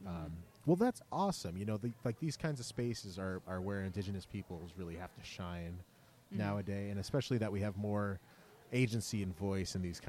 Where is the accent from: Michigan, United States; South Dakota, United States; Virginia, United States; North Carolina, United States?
South Dakota, United States; my home state.